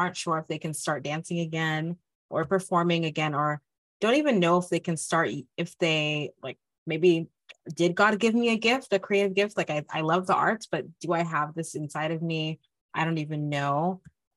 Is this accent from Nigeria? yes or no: yes; Nigeria; I'm Nigerian.